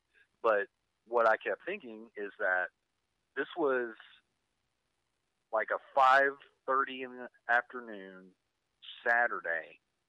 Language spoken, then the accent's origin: English; Paragould, Arkansas, United States; accent: country; moved away; I started streaming my local hometown television station, KIT.